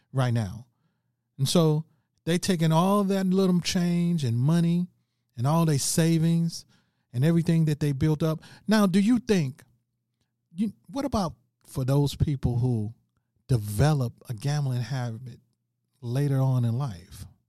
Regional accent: St. Louis, Missouri, United States; I'm from Saint Louis, Missouri

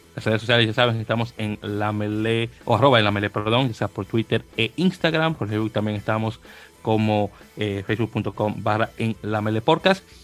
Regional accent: Dominican Republic; now in United States; soy dominicano

